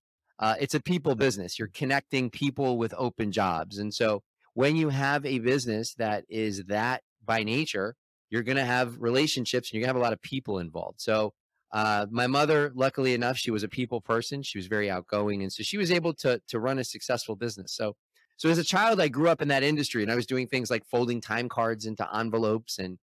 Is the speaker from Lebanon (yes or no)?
no; Toronto, Ontario, Canada; born there; And then I was born in Toronto, in the 1970s.